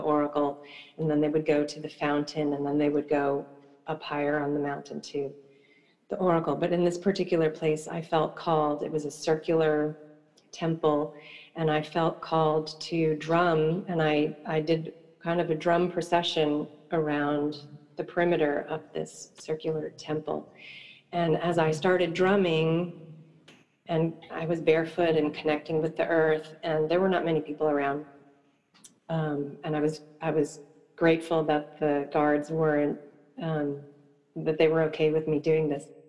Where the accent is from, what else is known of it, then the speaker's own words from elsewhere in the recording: eastern Long Island, New York, United States; growing up on the East Coast in a um, very rural part of the eastern part of Long Island